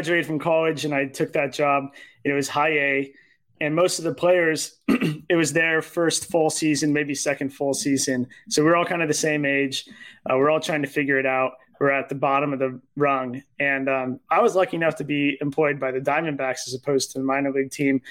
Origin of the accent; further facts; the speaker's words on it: Cupertino, California, United States; I grew up in Cupertino